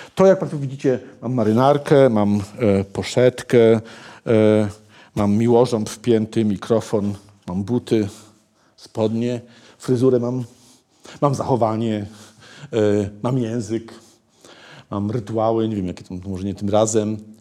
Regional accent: Malbork, Pomeranian Voivodeship, Poland; ja się urodziłem w Malborku

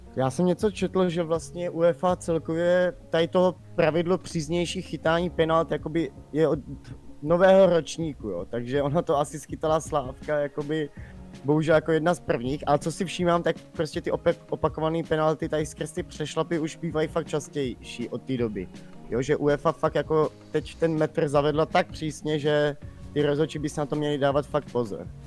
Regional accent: Czechia; jsem Čech

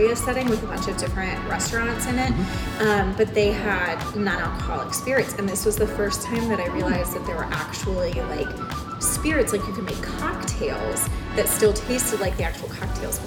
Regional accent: Springfield, Illinois, United States; moved away as an adult; also born or lived in El Salvador / Costa Rica / Texas / Michigan; I grew up in Springfield, but I moved away like a million times

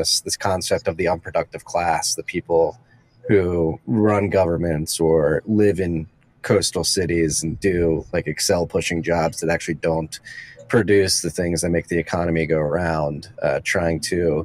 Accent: United States; as an American looking north

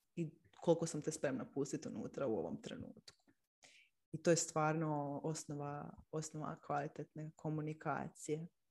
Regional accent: Split, Split-Dalmatia County, Croatia; now in Zagreb, Croatia; Inače sam odrasla u Splitu, sad živim u Zagrebu.

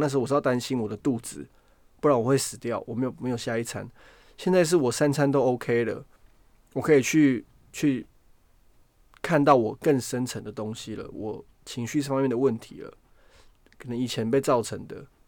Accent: Taiwan; moved away as an adult; now in United Kingdom; 我人从台湾来到这边

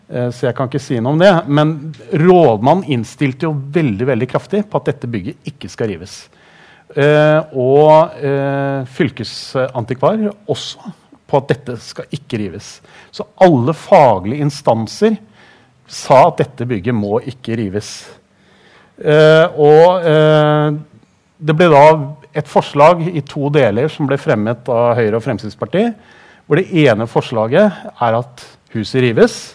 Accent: Tønsberg, Vestfold, Norway; now in Drammen, Norway; jeg er jo ikke drammenser, så det kan jeg ikke skryte på meg. Jeg kom fra Tønsberg

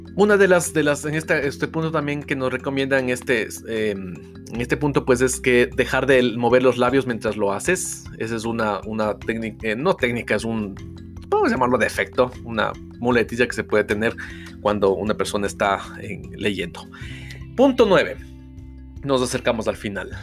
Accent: Ecuador; acá en mi país, en Ecuador, no tenemos ese hábito de lectura

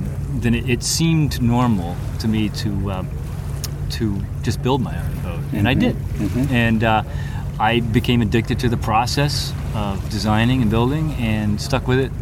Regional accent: Aiken, South Carolina, United States; I grew up in Aiken, South Carolina, far inland

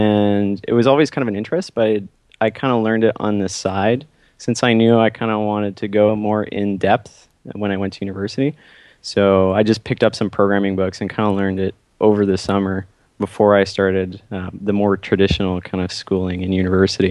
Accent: Ottawa, Ontario, Canada; moved away as an adult; now in San Francisco, United States; I am from Ottawa

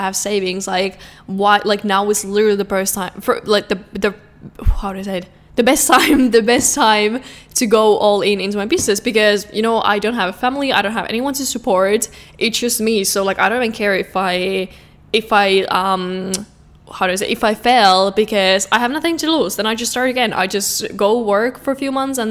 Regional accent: Finland; I'm from Finland

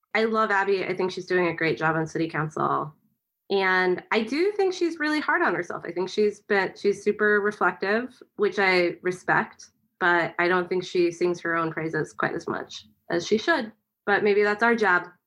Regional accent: Kansas City, United States; moved away; also born or lived in Chicago; I'm from Kansas City

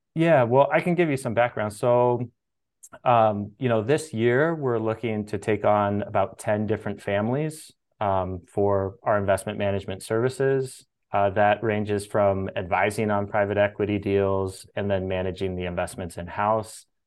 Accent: Sacramento, California, United States; I grew up in Sacramento, California

